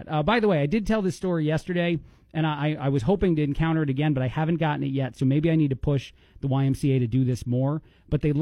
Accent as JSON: {"language": "English", "region": "East Coast", "country": "United States", "said": "I'm from the East Coast and I'm an Italian, Blake."}